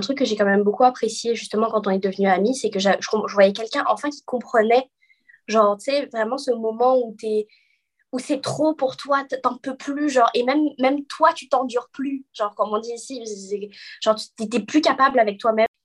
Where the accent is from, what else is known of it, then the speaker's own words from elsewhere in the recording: Guadeloupe; moved away as an adult; now in Quebec, Canada; je suis guadeloupéenne, mais je vis au Québec depuis bientôt six ans